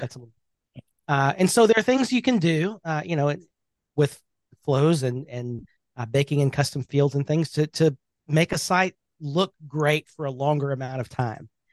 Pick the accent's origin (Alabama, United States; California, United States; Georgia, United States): Alabama, United States; Birmingham; I am from Birmingham, Alabama. That is home.